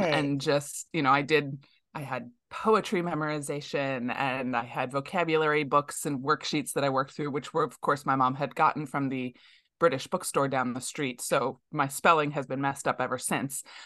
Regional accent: outside of Metro Detroit, Michigan, United States; Growing up outside of Metro Detroit, it's a very international community

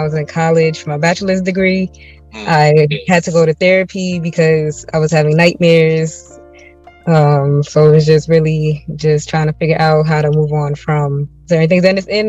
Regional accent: New York City, New York, United States; I'm from Brooklyn, New York City.

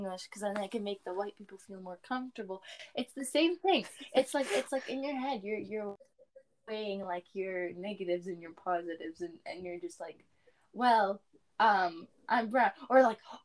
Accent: Canada; I am Canadian. I'm also Libyan.

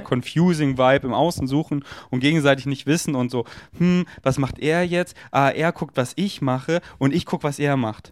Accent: Munich, Bavaria, Germany; moved away; in München bin, wo ich aufgewachsen bin

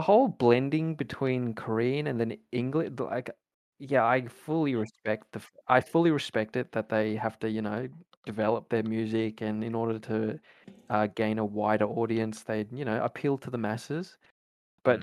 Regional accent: Australia; also born or lived in New Zealand; I was born in New Zealand and then made my journey to Australia when I was like three

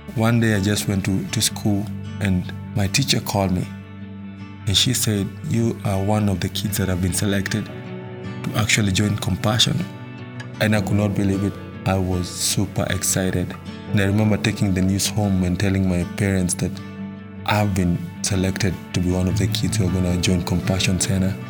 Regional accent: Nairobi, Kenya; I was born in Matare, Nairobi, Kenya. Growing up as a kid in Matare was not easy.

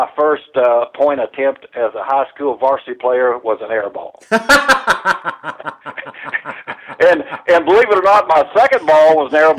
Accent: Rockport, Indiana, United States; I was born and raised in Rockport

